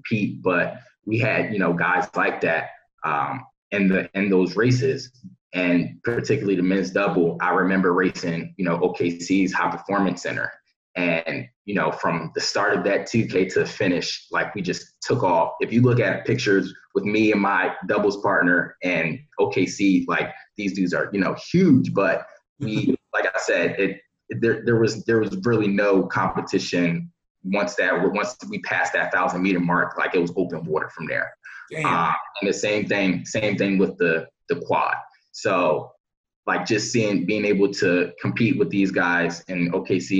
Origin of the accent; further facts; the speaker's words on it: Philadelphia, Pennsylvania, United States; growing up in Philadelphia